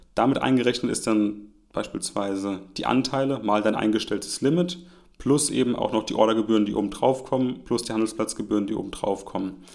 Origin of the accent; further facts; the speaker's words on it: Germany; auch hier als Deutscher